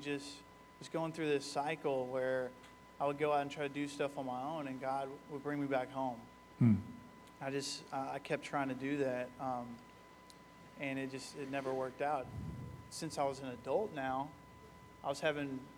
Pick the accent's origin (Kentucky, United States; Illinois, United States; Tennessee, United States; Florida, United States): Kentucky, United States; Bedford; also born or lived in Louisville, Kentucky; I was born in Louisville, Kentucky. At a young age, lived in Bedford, Kentucky.